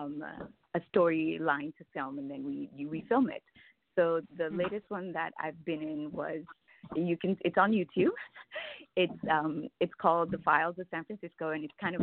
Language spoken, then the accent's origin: English; Jamaica; now in United States; I grew up in Jamaica